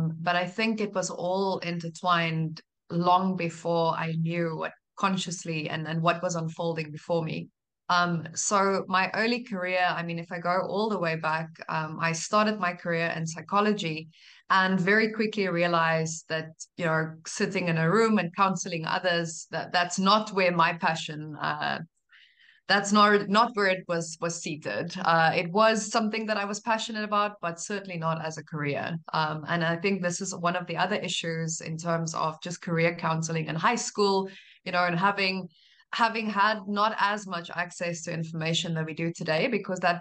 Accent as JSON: {"language": "English", "country": "South Africa", "tie": "born or raised there", "moved": "as an adult", "said": "I'm South African by birth"}